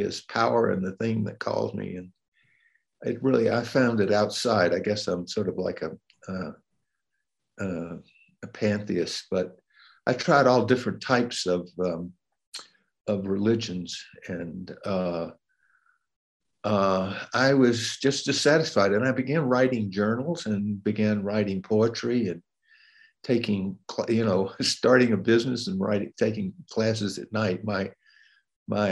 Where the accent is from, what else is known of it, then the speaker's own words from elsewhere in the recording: Atlanta, Georgia, United States; moved away as an adult; I grew up in Atlanta, Georgia